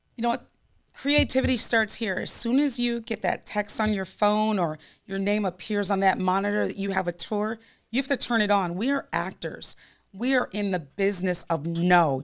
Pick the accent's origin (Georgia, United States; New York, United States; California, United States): New York, United States; I'm, I'm a New Yorker